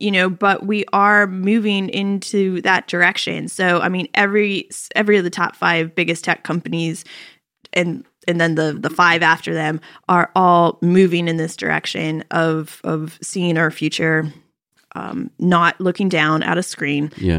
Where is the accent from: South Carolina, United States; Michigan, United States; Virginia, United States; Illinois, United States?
Virginia, United States; also born or lived in Pittsburgh; I was born in Pittsburgh, Pennsylvania, but I was raised right outside Washington, D.C. in Virginia.